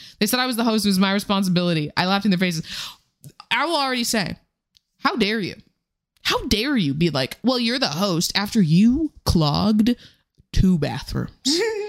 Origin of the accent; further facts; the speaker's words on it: Colorado, United States; I grew up in Colorado